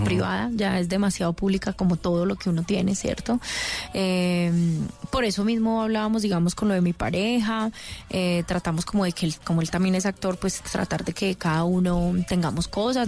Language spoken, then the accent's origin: Spanish; Paisa, Antioquia, Colombia; yo soy muy paisa